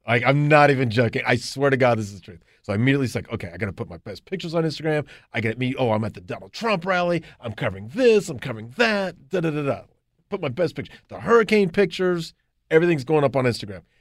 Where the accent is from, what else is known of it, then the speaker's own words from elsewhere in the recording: Charlotte, North Carolina, United States; also born or lived in Athens, Georgia; I moved back to Charlotte, my hometown